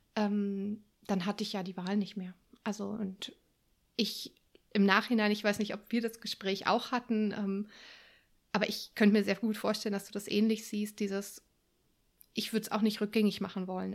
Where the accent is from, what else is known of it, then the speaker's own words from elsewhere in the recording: Berlin, Germany; moved away as an adult; also born or lived in France / Sweden / Wuppertal; ich bin ursprünglich Berlinerin und bin viel, viel in meinem Leben rumgekommen, vor allem in Europa